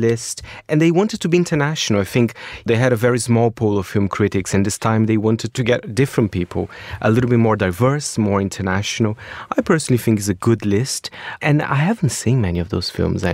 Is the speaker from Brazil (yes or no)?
yes; Brazil; moved away; my home country, Brazil